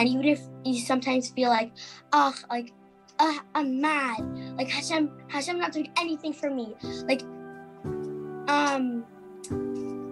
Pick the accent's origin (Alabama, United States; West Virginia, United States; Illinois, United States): Illinois, United States; Chicago; I'm from Chicago, Illinois